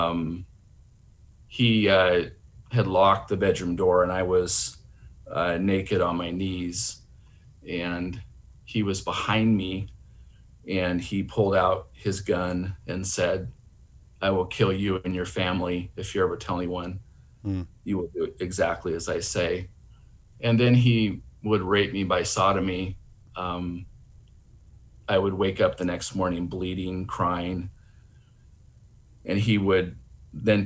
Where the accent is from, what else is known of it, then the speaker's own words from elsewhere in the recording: Seattle, Washington, United States; My brother Matt and I were raised in Seattle, Washington